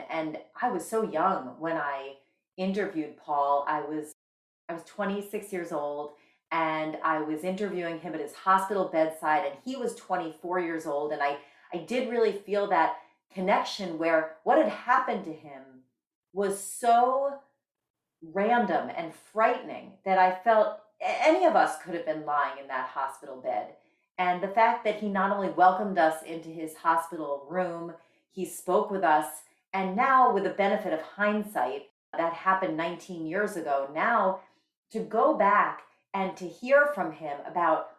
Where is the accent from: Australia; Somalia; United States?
United States; Bergen County, New Jersey; I grew up in Bergen County, New Jersey, the oldest of six kids